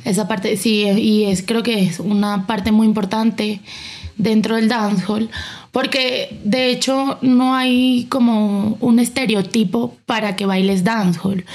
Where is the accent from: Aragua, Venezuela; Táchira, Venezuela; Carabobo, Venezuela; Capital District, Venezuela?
Capital District, Venezuela; Caracas; moved away as an adult; now in Bogotá, Colombia; De Caracas, Venezuela